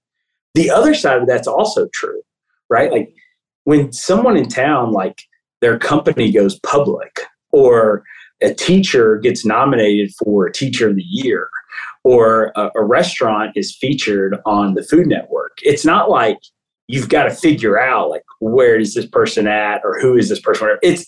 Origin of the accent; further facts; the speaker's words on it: Murfreesboro, Tennessee, United States; now in Memphis, United States; So I grew up in Murfreesboro